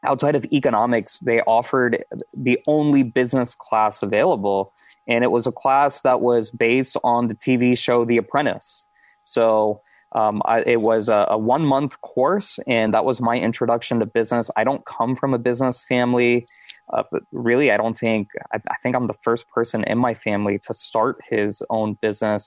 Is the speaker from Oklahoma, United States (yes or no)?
no; Houston, Texas, United States; moved away as an adult; also born or lived in upstate New York / North Carolina / Silicon Valley; now in Tampa, United States; I'm born and raised Houston, Texas, live in Tampa, Florida now